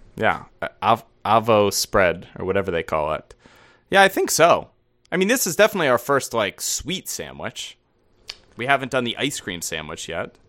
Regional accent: United States; as an American

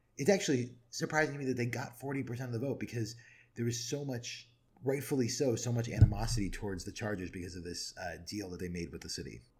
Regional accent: San Diego, California, United States; now in Seattle, United States; growing up in San Diego, uh, obviously I don't live in San Diego now

